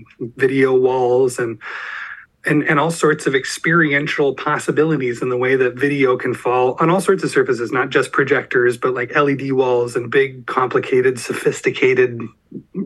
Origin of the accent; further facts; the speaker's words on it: Southern Oregon, United States; we're all from Southern Oregon